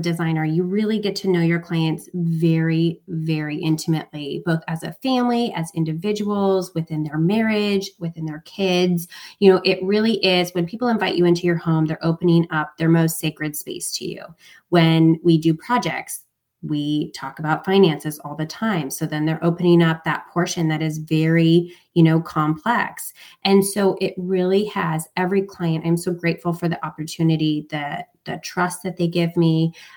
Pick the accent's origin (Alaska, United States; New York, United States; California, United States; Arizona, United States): Alaska, United States; moved away as an adult; also born or lived in Hawaii / Connecticut / Bucks County, Pennsylvania; now in Pennsylvania, United States; I'm not originally from here. I'm from Alaska. So I'm very far from home and very far from family